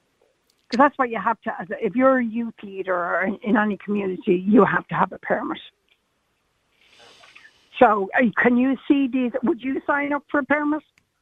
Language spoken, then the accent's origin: English; Dublin, Leinster, Ireland; I'm from Ballyfermot.